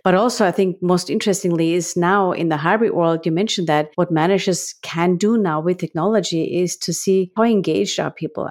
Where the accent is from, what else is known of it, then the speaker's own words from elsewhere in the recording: Graz, Styria, Austria; accent: Austrian; English is a second language; now in United States; The accent that you all, uh, discover is because I'm from Austria, living in the U S.